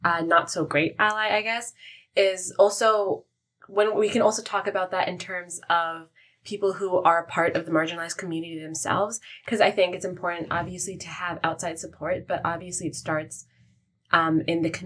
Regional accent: Toronto, Ontario, Canada; I've only ever been in Canada and I grew up here

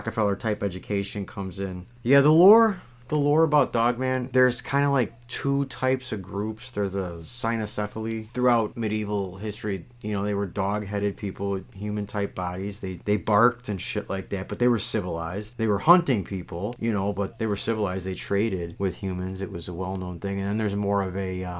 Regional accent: Kenosha County, Wisconsin, United States; I am from Kenosha County, right next to Walworth County, the Beast of Bray Road

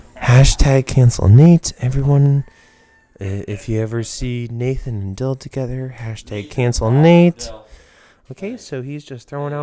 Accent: Coatesville, Pennsylvania, United States; I'm literally from goddamn Coatesville, Pennsylvania. I'm not Australian.

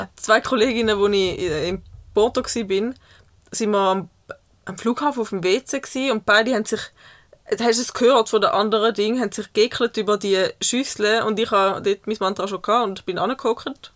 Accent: Switzerland; ich als Schweizer

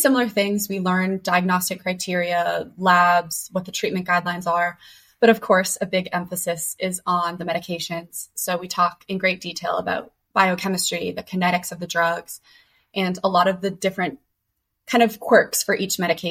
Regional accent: Boston, Massachusetts, United States; moved away as an adult; now in Pittsburgh, United States; I'm originally from Boston, but I've been at Pitt for about 5 years

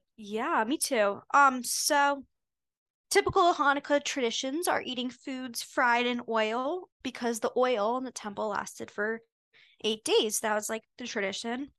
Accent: Potomac, Maryland, United States; I'm from Potomac, Maryland, and I grew up going to Jewish summer camp

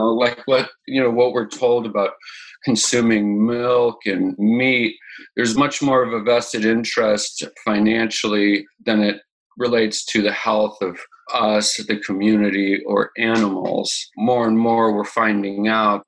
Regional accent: Boulder, Colorado, United States; I am born and raised in Boulder, Colorado

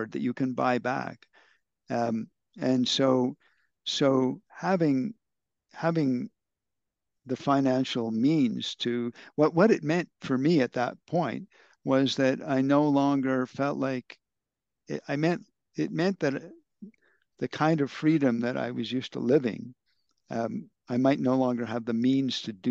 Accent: Canada; now in India; as a Canadian

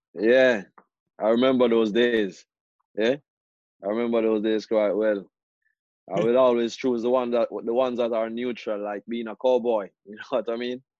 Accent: Jamaica; moved away; growing up in Jamaica, that's where I played most of my most of my life

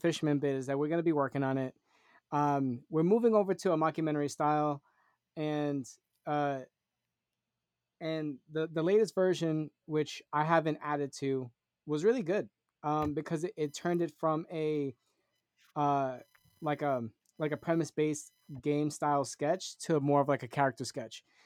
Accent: Puerto Rico; I'm Puerto Rican

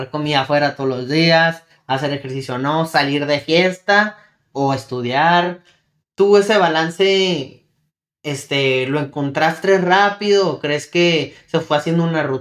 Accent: Mexico; en nuestro caso que venimos de México, este, no conocemos, este, cómo viene siendo la educación, el sistema educacional

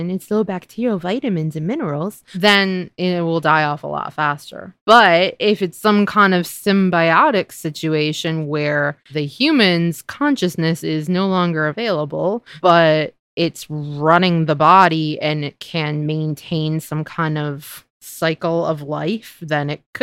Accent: United States; as an American

